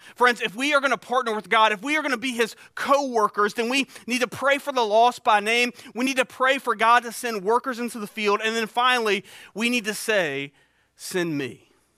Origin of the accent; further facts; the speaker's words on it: Eastern North Carolina, United States; also born or lived in Beaufort County, North Carolina; I grew up here in East North Carolina